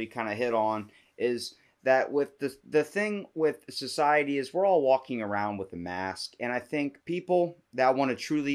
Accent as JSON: {"language": "English", "region": "Maryland", "country": "United States", "said": "I'm from Maryland"}